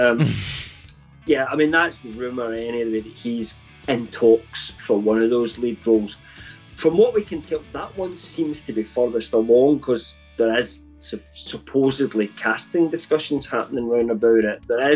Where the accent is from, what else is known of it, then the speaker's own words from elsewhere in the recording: United Kingdom; I'm British